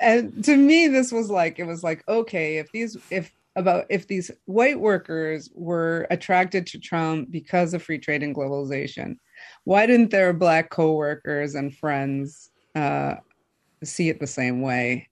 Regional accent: Michigan, United States; I'm from Michigan. I grew up in Michigan

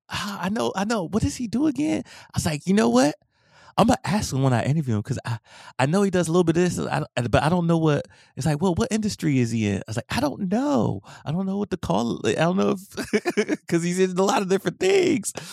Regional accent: Washington, District of Columbia, United States; moved away; also born or lived in Maryland; my hometown, DC

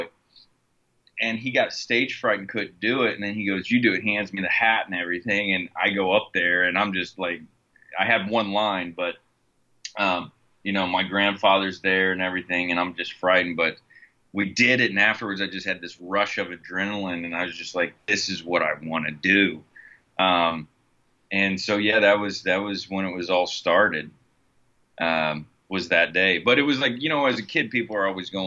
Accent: Indianapolis, Indiana, United States; moved away as an adult; now in Los Angeles, United States; I'm originally from Indianapolis, Indiana. I grew up on the east side of Indianapolis.

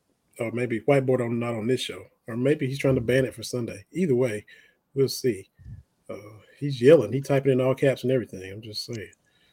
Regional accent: Lynch, Kentucky, United States; director of operations for the Portal 31 coal mine and tour in my hometown of Lynch, Kentucky.

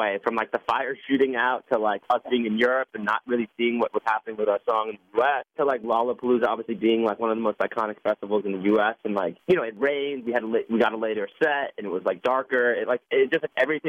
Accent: New York, United States; I'm from New York

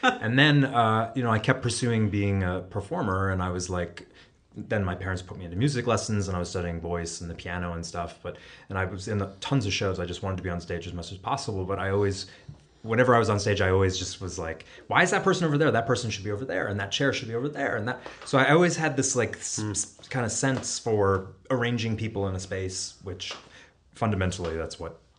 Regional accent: Cooperstown, New York, United States; I grew up in Cooperstown, like 10 minutes from Glimmerglass.

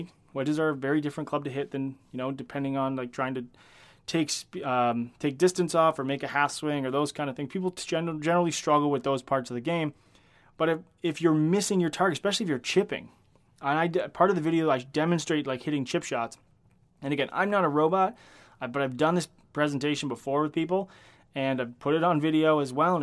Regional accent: Canada; I am Canadian

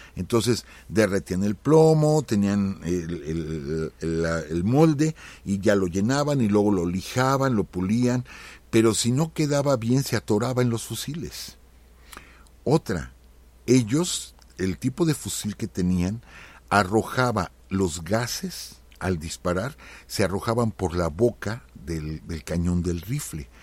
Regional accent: Mexico; nos duele como mexicanos

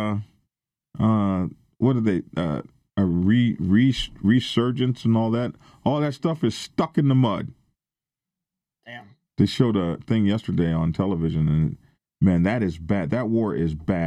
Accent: the South, United States; where I come from, okay, I'm from the South

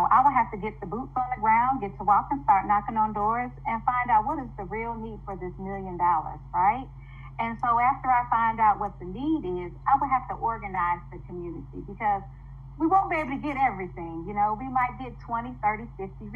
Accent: Detroit, Michigan, United States; moved away as an adult; also born or lived in Jackson, Mississippi; now in Byram, United States; I'm originally from Detroit, Michigan. I came down here in 98. To go to Jackson State University

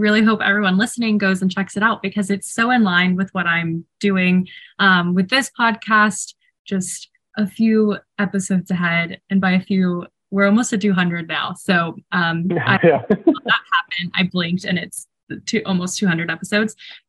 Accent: Houston, Texas, United States; I'm a native, and I'm obsessed with Houston.

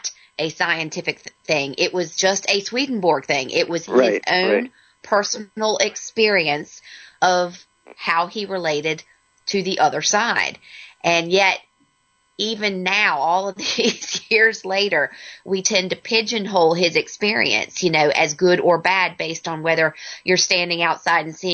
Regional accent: Virginia, United States; we're both from Virginia.

